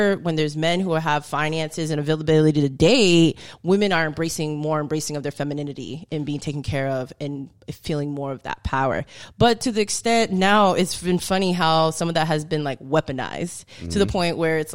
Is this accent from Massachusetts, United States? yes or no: yes; Boston, Massachusetts, United States; moved away as an adult; now in Houston, United States; I'm from Boston originally. I've lived now in Houston for 3 years.